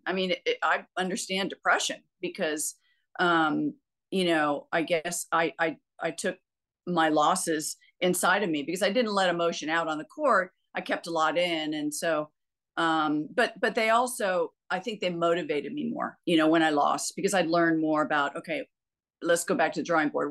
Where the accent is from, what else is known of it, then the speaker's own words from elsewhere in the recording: United States; I'm American